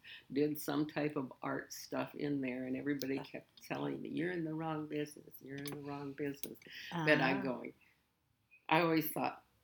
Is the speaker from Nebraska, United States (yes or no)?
yes; Lincoln, Nebraska, United States; also born or lived in Washington, D.C. area; I'm from here in Lincoln